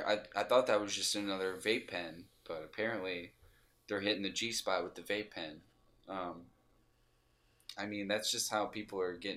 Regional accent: Michigan, United States; You know, I was raised in Michigan, you know, I like guns, whatever.

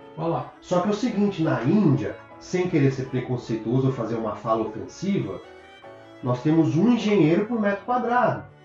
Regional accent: Brazil; moved away as an adult; now in Toronto, Canada; eu saí do Brasil

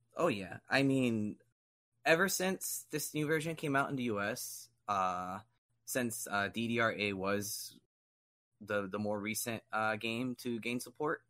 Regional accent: Miami, Florida, United States; growing up in Miami

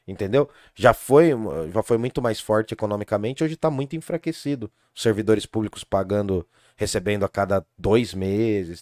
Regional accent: Brazil; also born or lived in Jundiaí; nós, como brasileiros

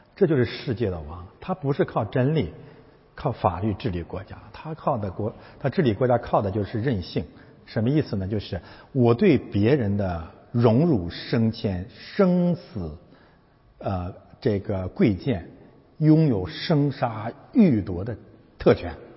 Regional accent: China; 我们是中国人

